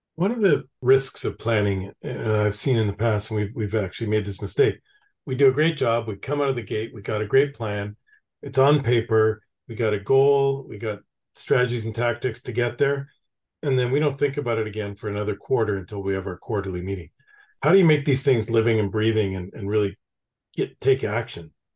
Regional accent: Canada; now in United States; I'm originally from Canada

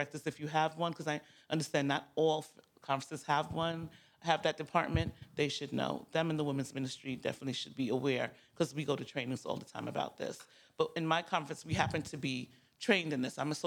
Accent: New York, United States; I'm from New York

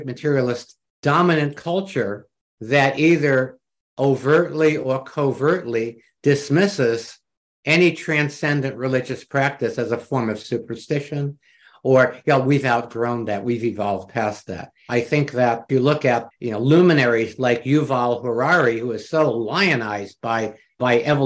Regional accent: New York, United States; I'm from New York

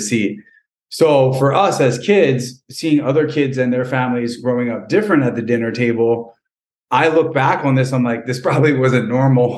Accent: Lawrence, New Jersey, United States; I grew up in Lawrence, New Jersey, which is probably about a half an hour from Philly.

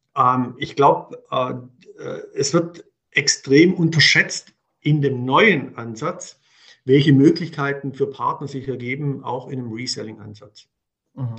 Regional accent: Swabia, Germany; accent: Swabian; moved away as an adult; now in Munich, Germany; wie man wahrscheinlich unschwer raushört, bin ich Schwabe, kann das auch nach 30 Jahren München nicht verbergen

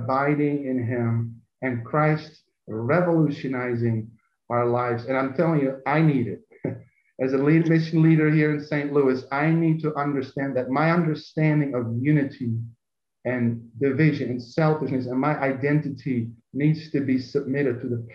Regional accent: Netherlands; now in United States; both in Europe growing up in Holland and living in America

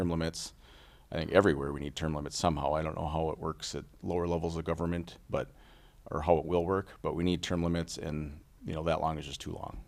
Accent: Little Falls, Minnesota, United States; also born or lived in St. Cloud; I was born and raised in Little Falls

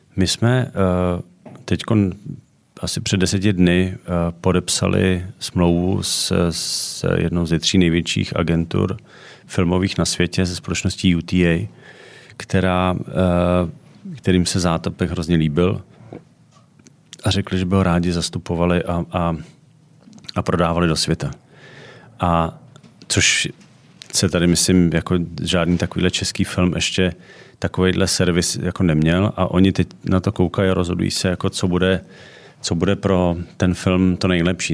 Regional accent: Czechia; u nás v Čechách

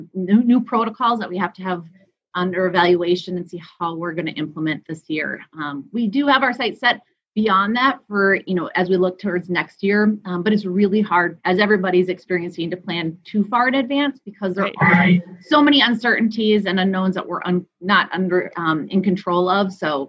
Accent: St. Cloud, Minnesota, United States; So I grew up in St. Cloud, which is about an hour and a half north of the Twin Cities.

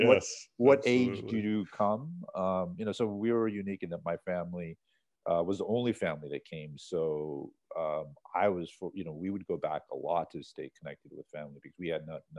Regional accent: Saudi Arabia; born there; No. I was born in Saudi Arabia. So that's why I have the very typical Arab name.

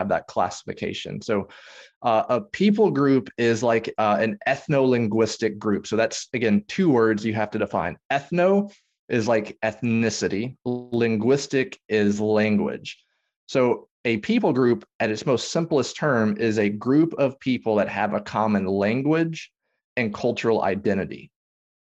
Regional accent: Tennessee, United States; now in Dallas-Fort Worth, United States; I grew up in Tennessee

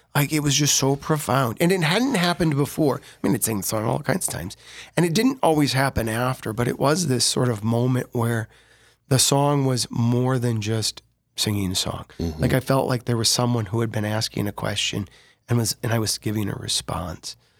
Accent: Sioux Falls, South Dakota, United States; also born or lived in Larchwood, Iowa / Dell Rapids, South Dakota; born and raised in Sioux Falls, but we lived in Larchwood, Iowa for just a few moments.

